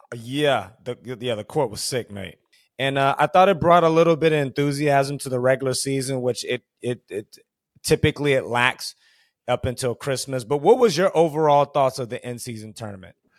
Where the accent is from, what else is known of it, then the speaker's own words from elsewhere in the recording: Houston, Texas, United States; I grew up in Houston, Texas